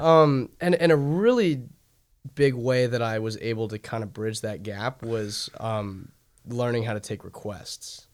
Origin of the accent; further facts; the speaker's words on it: South Riding, Virginia, United States; also born or lived in Washington, D.C.; now in Athens, United States; I grew up in South Reading